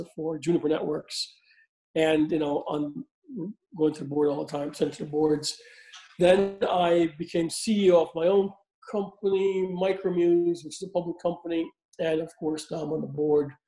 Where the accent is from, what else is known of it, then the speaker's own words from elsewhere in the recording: Jamaica; moved away as an adult; also born or lived in Boston area, United States / Paris, France; now in United States; I'm originally from Jamaica, came here in 1979 to go to school in the Boston area